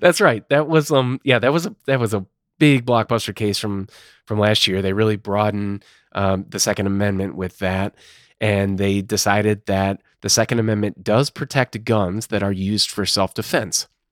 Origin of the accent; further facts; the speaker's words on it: Illinois, United States; My home state, where, where I'm currently located, Illinois